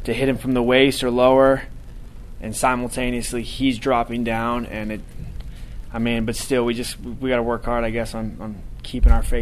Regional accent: Washington, United States; moved away as an adult; I grew up in Washington

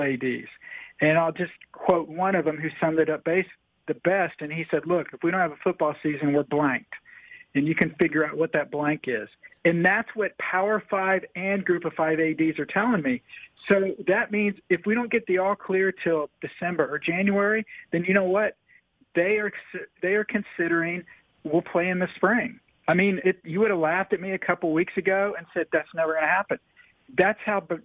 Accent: Oklahoma City, Oklahoma, United States; moved away as an adult; now in Tampa, United States; I was born in Oklahoma City, grew up, spent the first 22 years of my life in Oklahoma

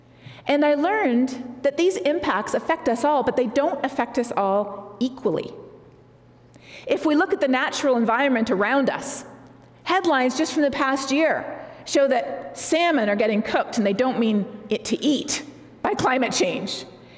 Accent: Colombia; also born or lived in Canada; I'm not in my home country of Canada. I'm in a different place, the country of Colombia, where we moved to when I was 9 years old, where my parents served as missionaries for a number of years.

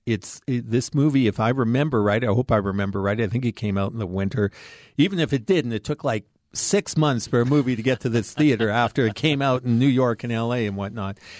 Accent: Canadian Prairies, Canada; I grew up on the Canadian prairies in a town of forty people

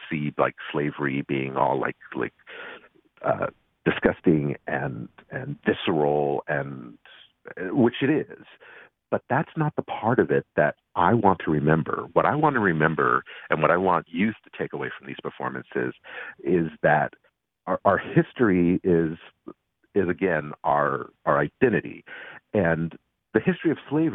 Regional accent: West Virginia, United States; moved away; I grew up in West Virginia, so I was really a minority

